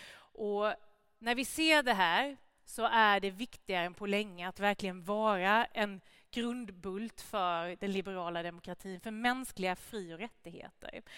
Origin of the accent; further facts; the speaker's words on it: Gnosjö, Jönköping County, Sweden; also born or lived in Värnamo; hela det industriklustret som jag kommer ifrån hemma i Gnosjö och Värnamo